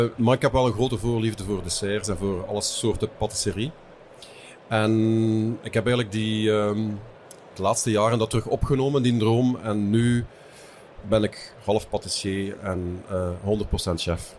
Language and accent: Dutch; Lanaken, Flanders, Belgium; moved away as an adult; also born or lived in Hasselt; now in West Flanders, Belgium; Ik ben afkomstig van Lanaken. Eh, verder kan je niet in België. Ja, want dan zit je op de grens